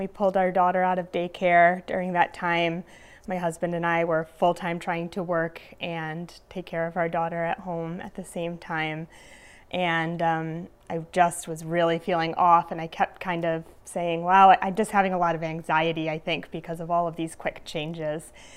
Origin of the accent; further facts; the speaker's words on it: Glens Falls, New York, United States; now in Delmar, United States; I am from Glens Falls, New York. I currently live in Del Mar, just outside of Albany